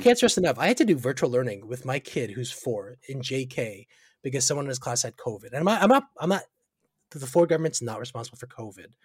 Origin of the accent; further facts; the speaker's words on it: Markham, Ontario, Canada; now in Ajax, Canada; I grew up in Markham